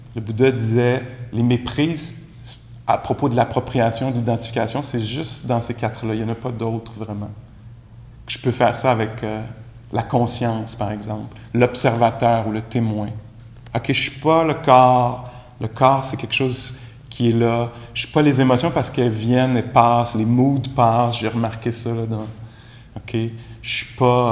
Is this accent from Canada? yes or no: yes; Quebec, Canada; accent: Québécois; mon accent anglais, euh, très charmant, très québécois